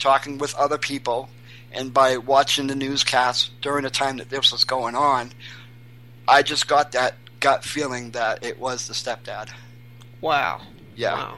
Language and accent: English; Portland, Maine, United States; now in New Hampshire, United States; I'm um, originally from Portland, Maine. But I can say I moved to New Hampshire 20 years ago